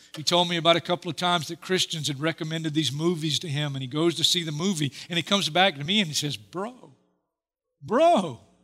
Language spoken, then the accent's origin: English; Hartsville, South Carolina, United States; I'm in Hartsfield, South Carolina, my hometown